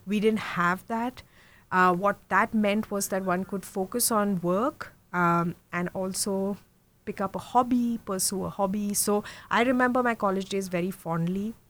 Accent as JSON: {"language": "English", "country": "India", "tie": "born or raised there", "also_born_or_lived": "Mumbai / Germany", "moved": "yes", "said": "I'm from India. I was born and brought up in India. Um, I was born in Mumbai, so west central, I would say. But I really lived um, all over India because my dad was in the army."}